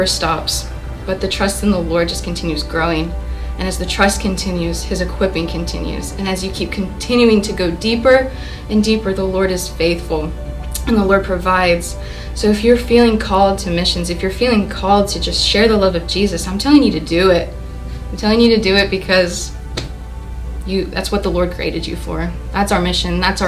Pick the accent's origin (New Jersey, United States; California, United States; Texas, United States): Texas, United States; Sienna Plantation; I grew up in Siena Plantation